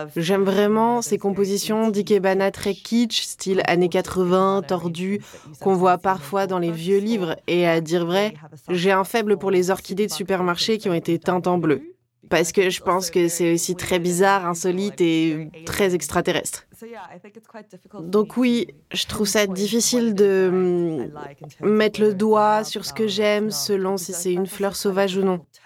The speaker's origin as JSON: {"language": "French", "town": "Cape Town", "region": "Western Cape", "country": "South Africa", "also_born_or_lived": "Edinburgh, United Kingdom", "said": "Je suis originaire du Cap et mes parents viennent de Shanghai en Chine"}